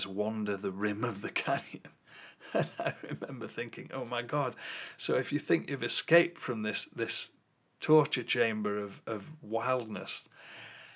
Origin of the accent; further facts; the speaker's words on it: England, United Kingdom; As an English person